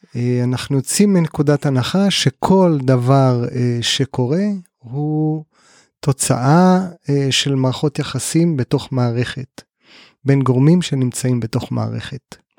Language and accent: Hebrew; Kibbutz Amiad, Northern District, Israel; בן קיבוץ עמיעד, תמיד חשוב לשלוף את הרקע הקיבוצי